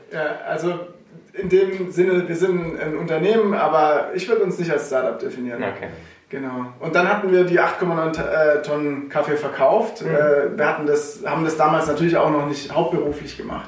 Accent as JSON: {"language": "German", "town": "Sulz am Eck", "region": "Baden-Württemberg", "country": "Germany", "tie": "born or raised there", "also_born_or_lived": "Herrenberg / Karlsruhe", "said": "aufgewachsen in Sulz am Eck, richtig. Äh, da bin ich groß geworden"}